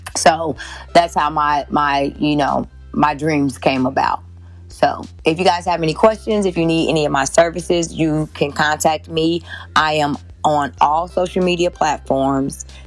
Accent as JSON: {"language": "English", "town": "Kenosha", "region": "Wisconsin", "country": "United States", "tie": "born or raised there", "said": "I grew up in Kenosha, Wisconsin"}